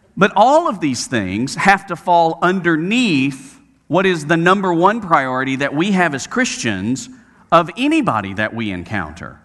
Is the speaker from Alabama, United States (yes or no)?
yes; Birmingham, Alabama, United States; I was a youth minister at a church in my hometown of Birmingham, Alabama